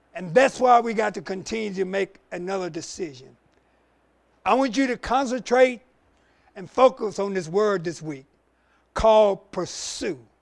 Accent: the Carolinas, United States; we're growing up in the Carolinas

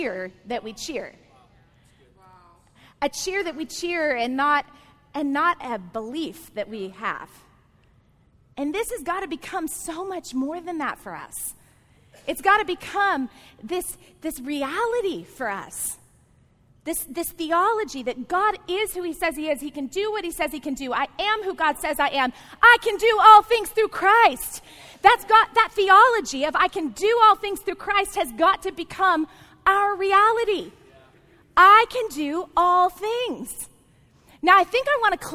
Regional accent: Texas, United States; I grew up in the South. I actually grew up in the Bible Belt of Texas

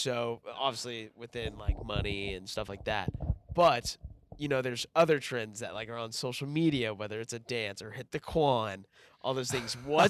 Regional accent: Texas, United States; I'm from Texas, so you know I'm a Whataburger guy.

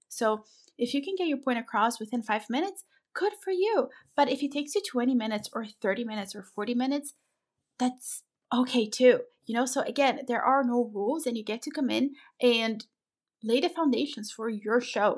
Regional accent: Brazil; I'm from Brazil

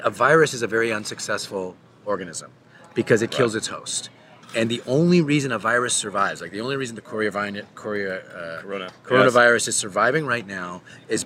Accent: Canada; I'm a Canadian

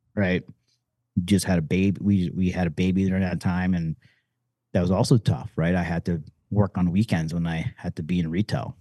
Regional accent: Detroit, Michigan, United States; I was born and raised in Detroit

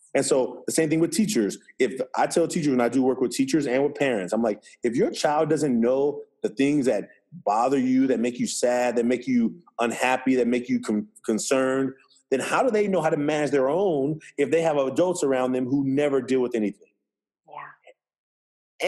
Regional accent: Oakland, California, United States; I'm from Oakland, California. Um, I was raised by a single mother

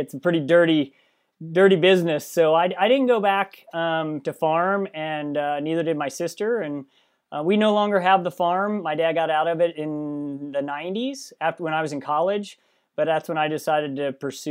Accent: Missouri, United States; Well, if I start at the beginning, I grew up in Missouri on a farm, big commercial farm, 700-acre farm.

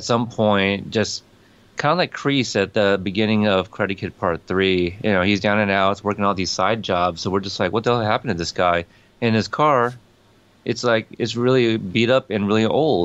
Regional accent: Corpus Christi, Texas, United States; accent: Texas; I am the son of immigrants, for sure. I am American-born. Texas? Shout out, Corpus Christi

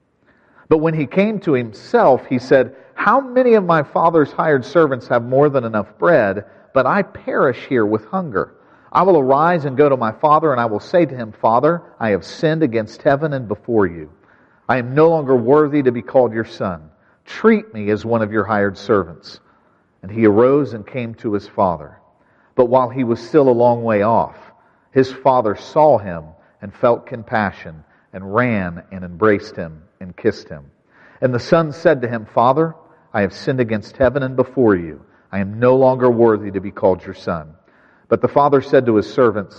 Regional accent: West Virginia, United States; I grew up in West Virginia

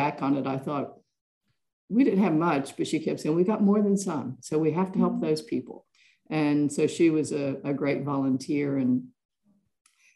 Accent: West Virginia and Virginia, Appalachian Mountains, United States; now in Melbourne, Australia; I grew up in small towns in the coal mining areas of West Virginia and Virginia, up in the Appalachian Mountains

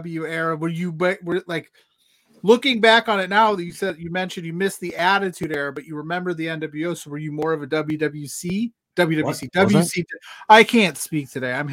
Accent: United States

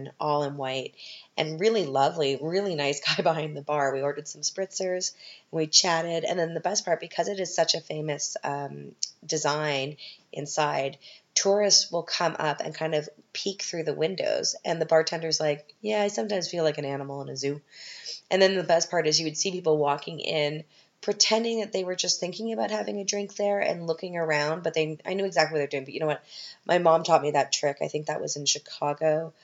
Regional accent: Canada; now in Vienna, Austria; I'm a Canadian

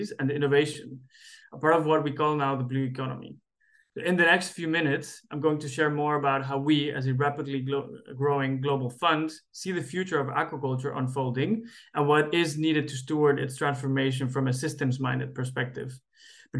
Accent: Cali, Valle del Cauca, Colombia; moved away; I come from Cali, Colombia, and salsa is definitely part of the culture

